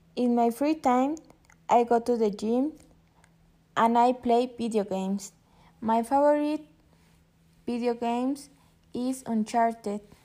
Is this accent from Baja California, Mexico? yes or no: no; Mexico City, Mexico; English is a second language; I was born in Mexico City.